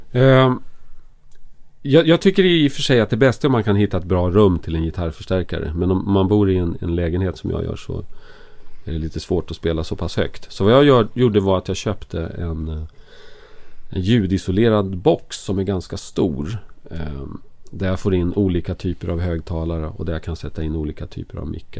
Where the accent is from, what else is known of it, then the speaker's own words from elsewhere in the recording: Enköping, Uppsala County, Sweden; moved away as an adult; also born or lived in Stockholm; Jag är från Stockholm från början. Mm. Men jag mm. bodde i Enköping när jag gick i skolan från ettan till jag gick ut gymnasiet.